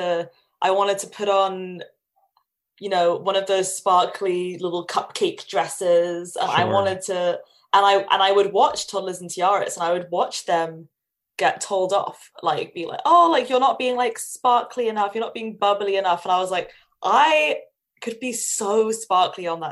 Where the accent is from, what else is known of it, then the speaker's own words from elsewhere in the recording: London, United Kingdom; I grew up in London.